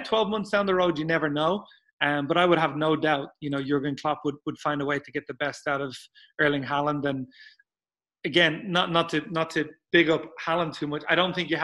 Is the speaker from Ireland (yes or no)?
yes; Dublin, Leinster, Ireland; I grew up in Dublin